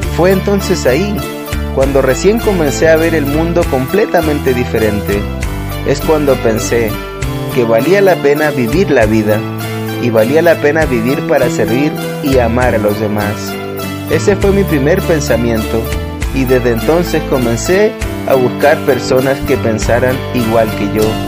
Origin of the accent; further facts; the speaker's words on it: Argentina; Nací en Argentina en el año 1965